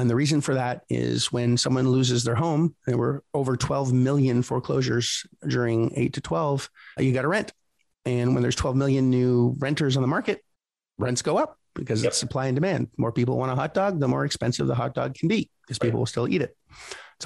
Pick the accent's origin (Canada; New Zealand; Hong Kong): Canada; moved away; I'm originally from Canada, just north of Connecticut